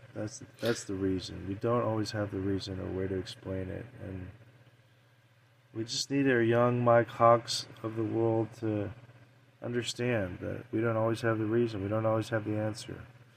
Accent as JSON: {"language": "English", "region": "Scotland", "country": "United Kingdom", "said": "I'm Scottish."}